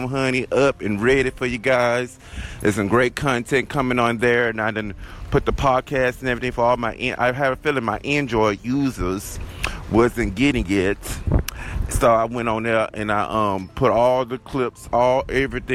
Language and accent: English; the South, Southern United States, United States; accent: southern drawl; my accent, honey, how southern I am. Got that southern drawl